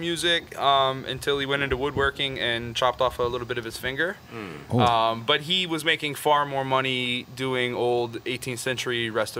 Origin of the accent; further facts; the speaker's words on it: New Orleans, Louisiana, United States; I grew up here in New Orleans.